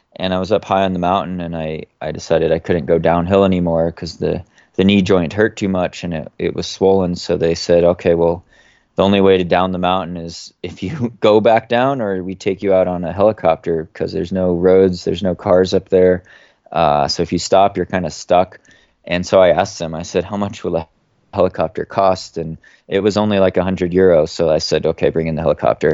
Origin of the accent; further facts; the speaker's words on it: Oregon, United States; moved away as an adult; I grew up on the West Coast in the U S in, in the state of Oregon